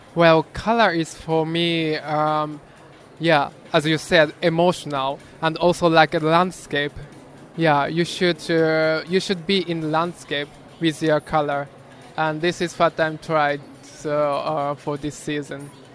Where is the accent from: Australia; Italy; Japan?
Japan; my hometown is well known for this technique for over 400 years